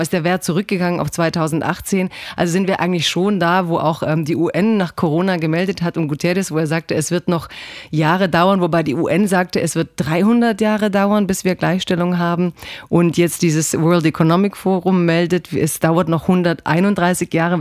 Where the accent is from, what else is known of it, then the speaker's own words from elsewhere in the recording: Croatia; Kroatin bin ich voll